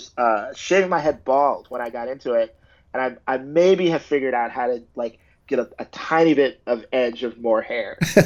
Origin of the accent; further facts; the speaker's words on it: United States; I'm African American, so I come from an African American tradition